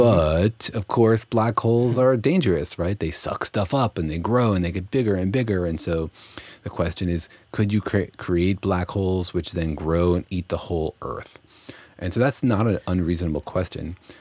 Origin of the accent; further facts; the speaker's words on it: Los Alamos, New Mexico, United States; moved away; I grew up in Los Alamos, New Mexico, home of the atomic bomb